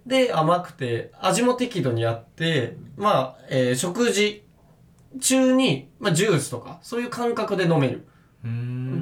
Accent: Tokyo, Japan; 東京出身で、僕、江東区っていうめちゃくちゃ汚い町出身なんで

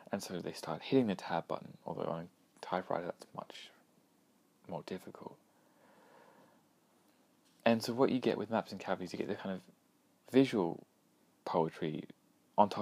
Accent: Australia; being Australian

